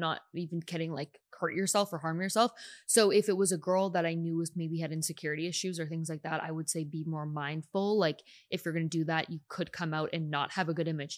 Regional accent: Canada; now in United States; I'm still Canadian

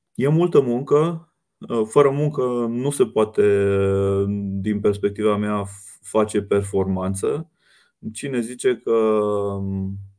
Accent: Romania; ca români și ca țară

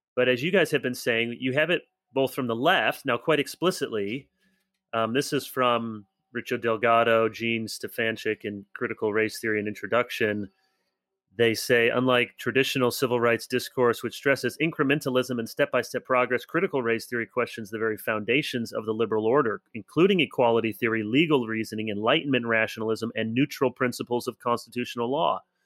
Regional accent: United States; as Americans

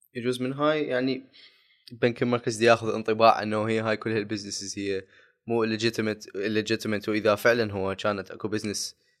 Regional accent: Iraq

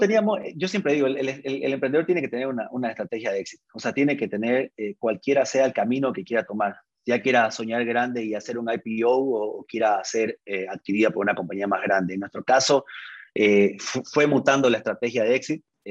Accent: Santa Cruz de la Sierra, Santa Cruz, Bolivia; yo soy cruceño, 36 años acabo de cumplir casado con, cuatro hijos, ingeniero de sistema de profesión, estudié aquí en, la Universidad Gabriel de Moreno, me formé en Santa Cruz

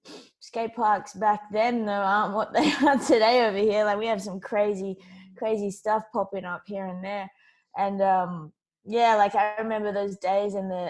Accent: Perth, Western Australia, Australia; also born or lived in United States; I'm from Perth, Western Australia

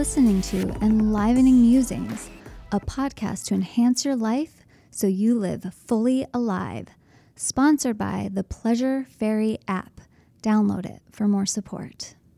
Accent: Midwest, United States; being so American and only knowing Fahrenheit.

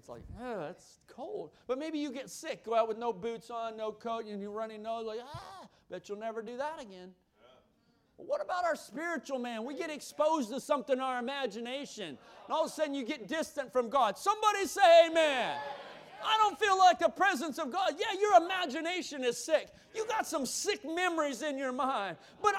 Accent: the South, United States; You look at gospel. I'm from the South, Southern gospel music.

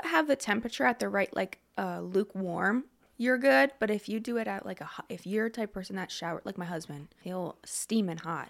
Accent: Lebanon, Pennsylvania, United States; I grew up in Lebanon. I went to Lebanon High, everything like that, and good old Lebanon

